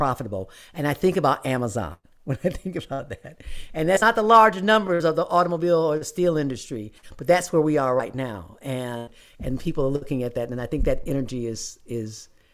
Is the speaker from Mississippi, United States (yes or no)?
no; Detroit, Michigan, United States; I grew up in Detroit, so I grew up in the shadow of the Ford Rouge plant